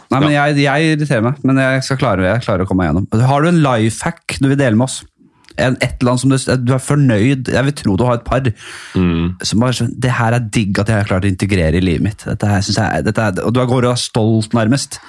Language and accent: Norwegian; Oslo, Norway; jeg er fra Bekkelaget.